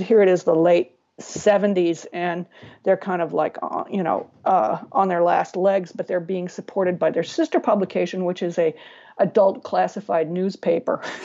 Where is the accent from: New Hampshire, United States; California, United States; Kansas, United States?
California, United States; San Diego; I grew up in San Diego